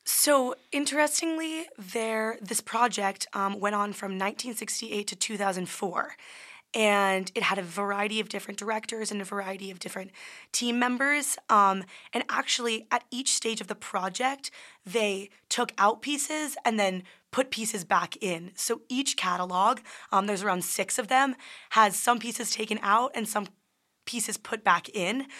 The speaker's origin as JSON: {"language": "English", "region": "New Jersey", "country": "United States", "said": "I'm from New Jersey"}